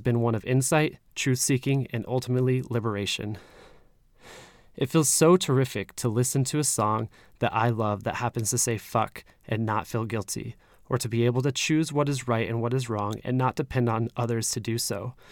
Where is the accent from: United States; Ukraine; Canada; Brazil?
United States; Utah; moved away; I'm originally from Utah